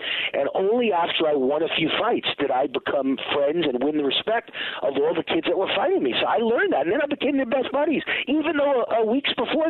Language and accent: English; Mount Vernon, New York, United States; I'm from New York. I'm from the streets of New York